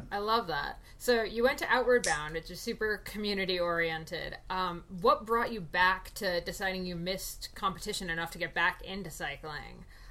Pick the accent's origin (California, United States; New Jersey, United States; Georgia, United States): New Jersey, United States; growing up in New Jersey, I wasn't an active kid